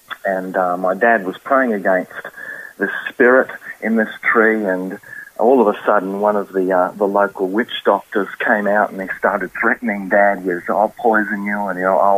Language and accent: English; Indonesia; now in Australia; growing up in Indonesia, well, snakes are all over the place, and, you know, you get confronted with a snake, well, you kill the snake. Well, you sort of can't do that here in Australia.